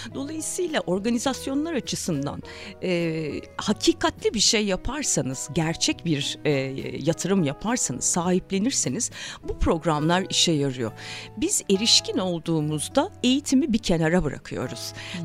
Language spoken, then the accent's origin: Turkish; Zonguldak, Turkey; Ben Zonguldak'ta doğdum büyüdüm